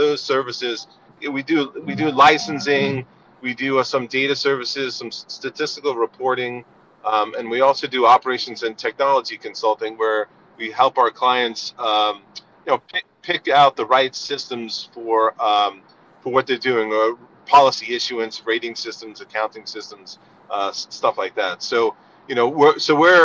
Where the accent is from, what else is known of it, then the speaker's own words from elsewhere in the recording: Northeast Coast, United States; accent: East Coast; moved away as an adult; also born or lived in California; now in New Jersey, United States; I'm originally from the East Coast, the Northeast Coast